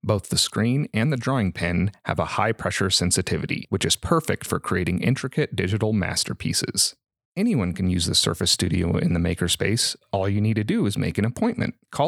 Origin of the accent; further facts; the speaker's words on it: Colorado, United States; also born or lived in Washington State; I grew up in Colorado, moved to Washington State for school for an art degree